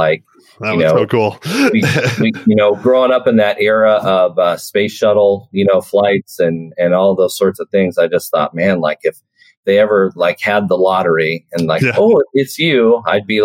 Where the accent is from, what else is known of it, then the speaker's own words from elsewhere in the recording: Sitka, Alaska, United States; moved away as an adult; also born or lived in New Mexico / Juneau, Alaska / Raleigh; now in Anchorage, United States; I grew up in Sitka, right? That's Baranof Island in Southeast Alaska.